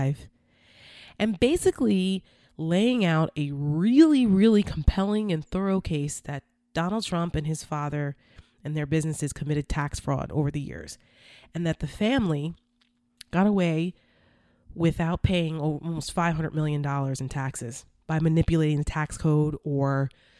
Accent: New Jersey, United States; I'm from New Jersey

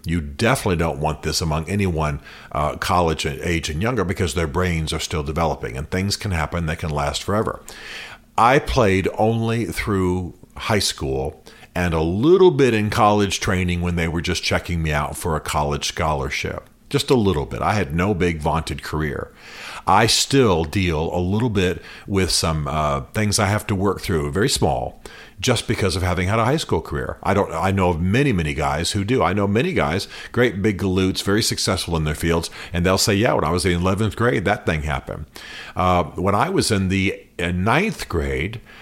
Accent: United States; Washington Post Jerry Brewer, he's one of the guy writes for my hometown paper

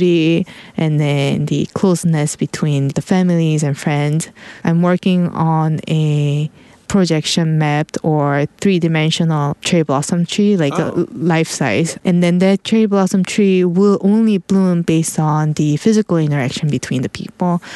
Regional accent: South Korea; moved away; I was originally from South Korea

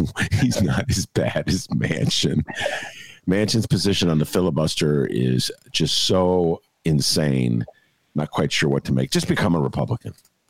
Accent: Evanston, Illinois, United States; Evanston, my beloved hometown.

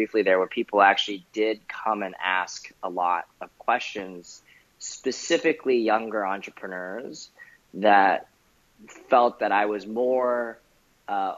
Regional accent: Vancouver, British Columbia, Canada; I grew up in Canada, in Vancouver

